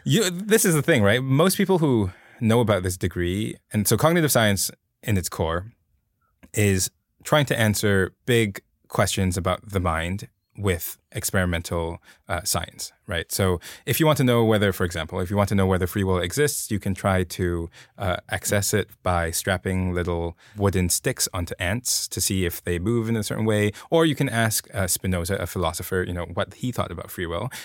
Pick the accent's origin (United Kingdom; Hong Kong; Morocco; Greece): Hong Kong; moved away as an adult; now in United States; grow up in Hong Kong, and I come, came here to the, the U S